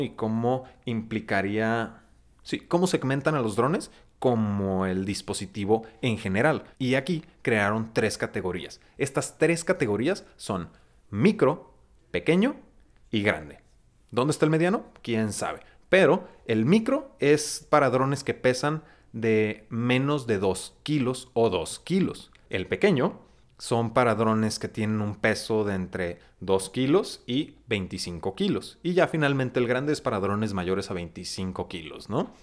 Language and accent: Spanish; Mexico; nosotros como mexicanos